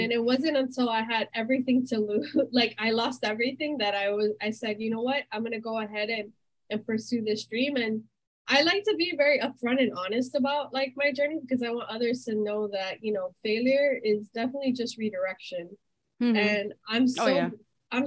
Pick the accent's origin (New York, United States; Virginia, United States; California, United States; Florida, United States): Florida, United States; Miami; My family's originally from Colombia. I was born and raised in Miami.